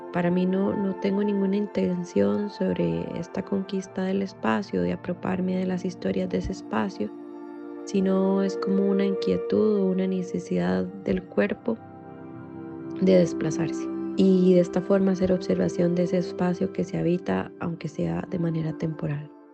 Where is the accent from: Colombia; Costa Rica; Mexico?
Costa Rica; Heredia; now in Madrid, Spain; Nací en Heredia, pero actualmente vivo en Madrid